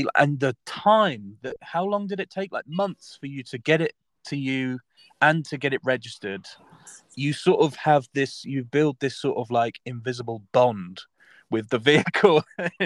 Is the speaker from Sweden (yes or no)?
no; Southampton, South East England, United Kingdom; my hometown is Southampton